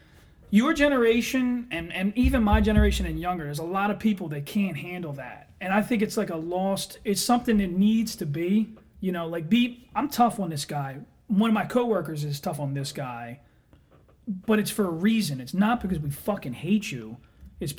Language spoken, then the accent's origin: English; Philadelphia, Pennsylvania, United States; we're all from the Philadelphia area